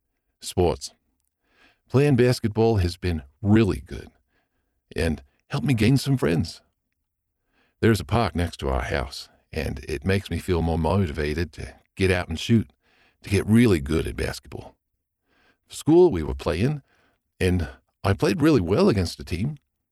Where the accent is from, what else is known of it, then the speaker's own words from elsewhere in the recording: Melbourne, Victoria, Australia; I am 18 and I am from Glen Iris, a suburb in Melbourne, Australia.